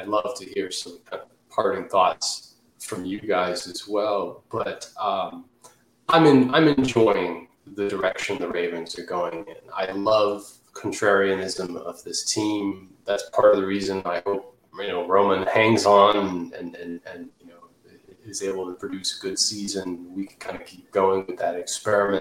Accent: Redskins country, Washington, D.C. area, United States; I grew up in Redskins country.

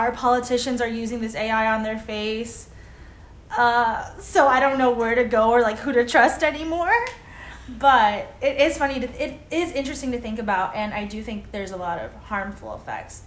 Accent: Miami, Florida, United States; we're both Cuban. We're born and raised in Miami, Florida

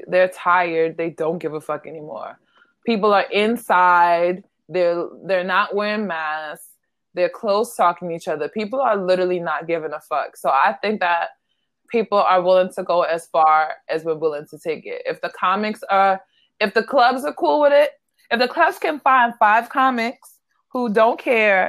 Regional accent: New York City, New York, United States; I'm from Brooklyn

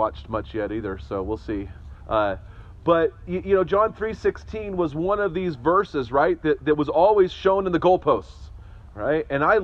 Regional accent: Northern California, United States; moved away; someone who grew up in Northern California

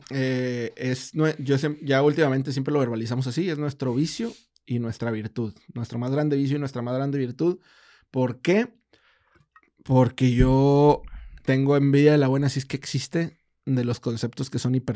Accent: Monterrey, Nuevo León, Mexico; pues somos regios

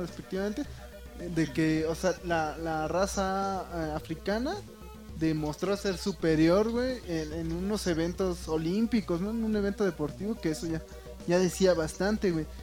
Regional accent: Mexico; estamos, güey, sobreviviendo, güey, como buenos mexicanos

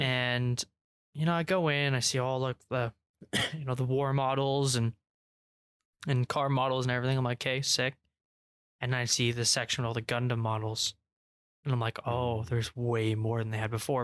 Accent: England, United Kingdom; we're English

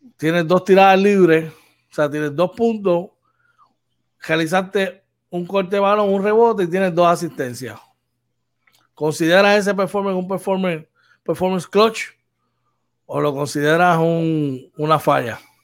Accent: Puerto Rico; somos muchos puertorriqueños

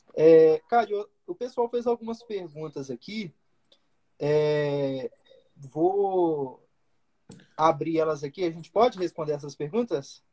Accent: Minas Gerais, Brazil; sou mineiro

